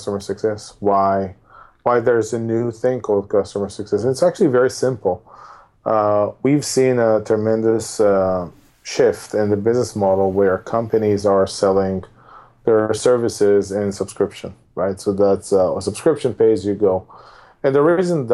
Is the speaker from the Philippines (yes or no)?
no; Tel Aviv, Tel Aviv District, Israel; moved away as an adult; now in San Francisco Bay Area, United States; I'm originally from Israel. I've spent most of my days in Tel Aviv